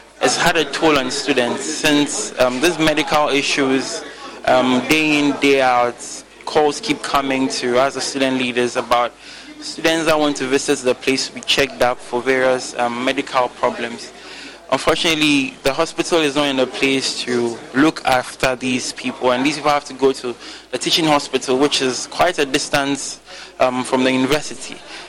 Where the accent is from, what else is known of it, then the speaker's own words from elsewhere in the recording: Sunyani, Bono, Ghana; I'm from Sunyane.